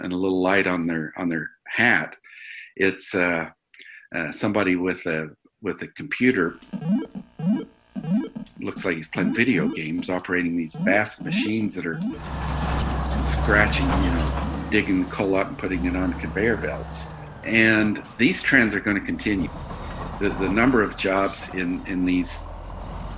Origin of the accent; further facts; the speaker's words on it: southern Utah, United States; I grew up in a small rural community in southern Utah